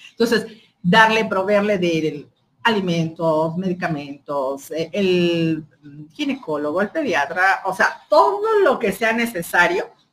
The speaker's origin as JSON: {"language": "Spanish", "country": "Mexico", "said": "mi derecho como mexicana"}